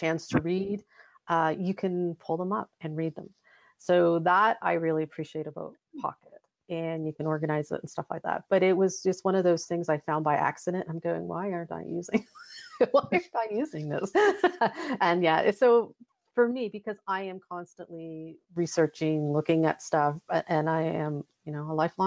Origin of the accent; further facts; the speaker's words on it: Halifax, Nova Scotia, Canada; we're both from Halifax